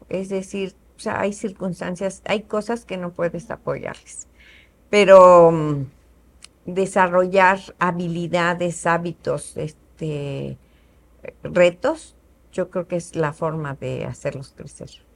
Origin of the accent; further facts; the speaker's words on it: Querétaro, Mexico; also born or lived in Mexico City; Yo soy queretana también, mis papás